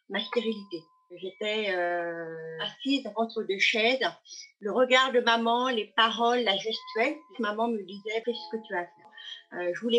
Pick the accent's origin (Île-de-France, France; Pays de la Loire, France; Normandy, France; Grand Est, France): Pays de la Loire, France; Voilà, et je suis de la Loire-Atlantique.